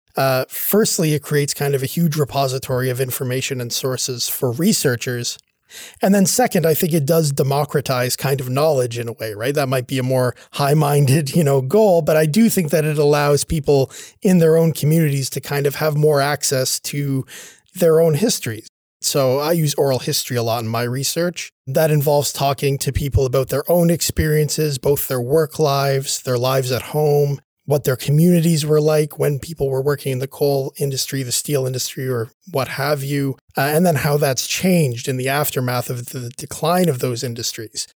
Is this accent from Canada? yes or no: yes; Sydney, Nova Scotia, Canada; I grew up here in Sydney, where I'm now working at Cape Breton University